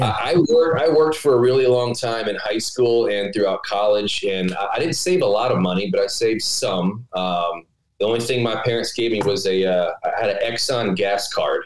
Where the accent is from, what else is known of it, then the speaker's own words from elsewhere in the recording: Baton Rouge, Louisiana, United States; I'm from Baton Rouge. I went to LSU